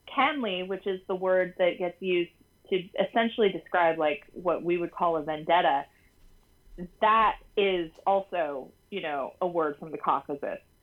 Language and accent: English; United States; accent: broad, almost broadcastery American; I say this as an American, obviously, with like a very broad, almost broadcastery American accent myself